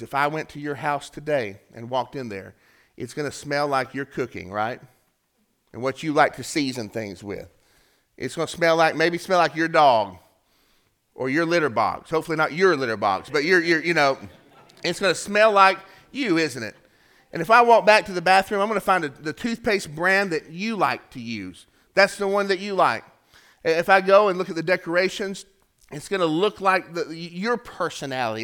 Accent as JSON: {"language": "English", "town": "Chattanooga", "region": "Tennessee", "country": "United States", "said": "we're from Chattanooga"}